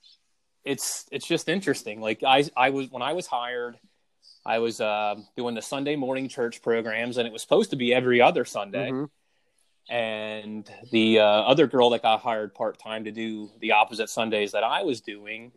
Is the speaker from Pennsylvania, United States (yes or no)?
yes; Lebanon County, Pennsylvania, United States; also born or lived in Jonestown, Pennsylvania / Fredericksburg, Pennsylvania / Tower City, Pennsylvania / Williamstown, Pennsylvania; So, I grew up in the Jonestown at first. Until about seventh grade, and then I moved to the Fredericksburg area. So I was a Northern Lebanon Viking my entire life, and lived in Lebanon after graduated from high school.